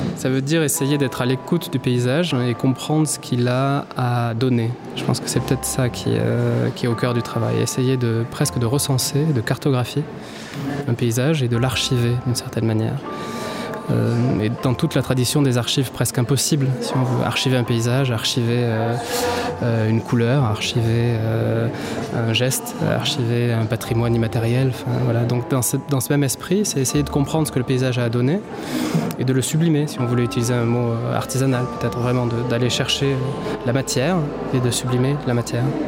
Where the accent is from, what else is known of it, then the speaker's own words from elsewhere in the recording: Rodez, Occitania, France; moved away; la terre natale, ici à l'origine à Rodez.